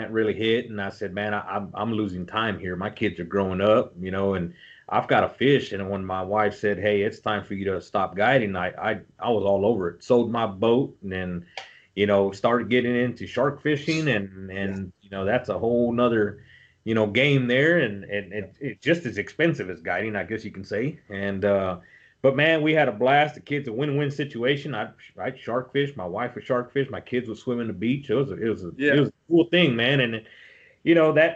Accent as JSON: {"language": "English", "town": "Robstown", "region": "Texas", "country": "United States", "tie": "born or raised there", "said": "I live in Robstown, born and raised in Robstown"}